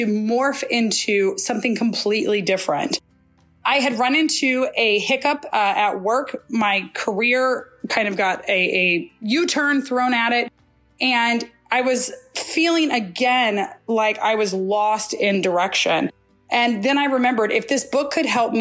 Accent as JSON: {"language": "English", "country": "United States", "said": "I'm from the United States"}